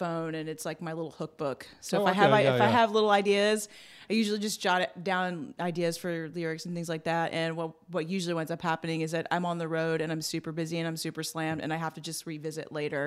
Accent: just outside of Atlanta, Georgia, United States; now in Nashville, United States; I grew up in Georgia, just outside of Atlanta

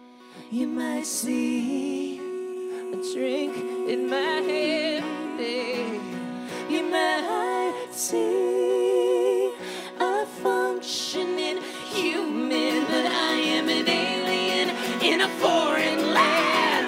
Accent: Florida, United States; moved away as an adult; now in Truth or Consequences, United States; We were born and raised in Florida

